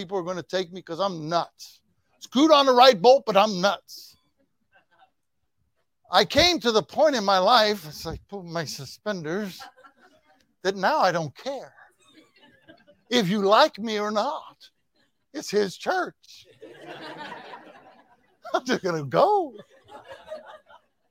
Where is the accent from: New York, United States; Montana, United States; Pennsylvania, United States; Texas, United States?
Texas, United States; I said, "Texas."